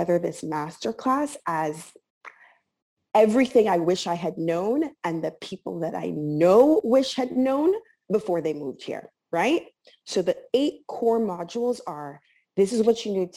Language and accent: English; Miami, Florida, United States; moved away as an adult; also born or lived in New York; now in Milan, Italy; growing up in Miami was a lot of fun